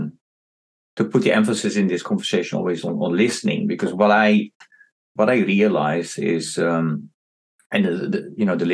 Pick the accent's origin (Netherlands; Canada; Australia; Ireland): Netherlands; I am also from the Netherlands